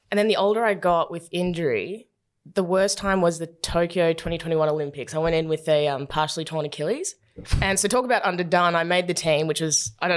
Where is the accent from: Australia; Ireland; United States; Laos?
Australia; Werribee, Victoria; growing up in Werribee with a single mum and no money